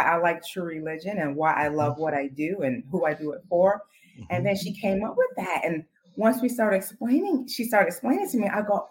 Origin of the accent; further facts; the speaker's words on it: Chicago, Illinois, United States; growing up on the South Side of Chicago